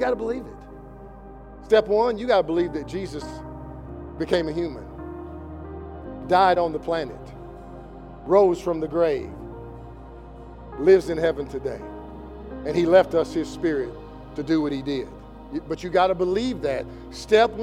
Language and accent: English; Kentucky, United States; I'm from Kentucky